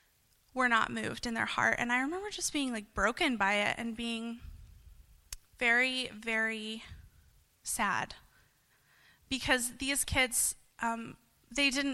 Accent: Lubbock, Texas, United States; I'm from Lubbock, Texas, just about 5 hours away from here

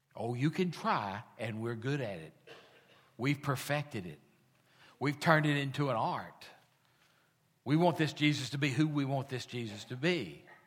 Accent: United States; We are American

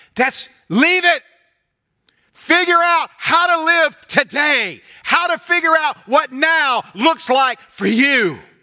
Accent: United States; either as an American or as a Christian

